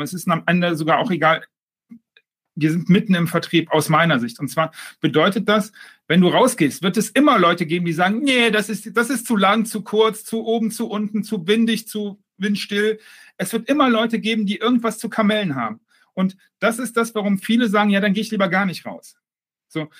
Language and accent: German; Düsseldorf, North Rhine-Westphalia, Germany; now in Mallorca, Spain; Als Düsseldorfer ähm, äh, Fortuna-Fan